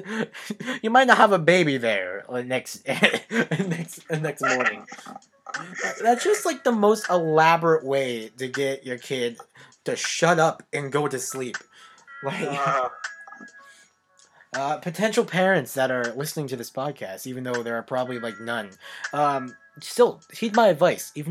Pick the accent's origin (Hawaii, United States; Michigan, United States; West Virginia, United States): West Virginia, United States; moved away; I was born in West Virginia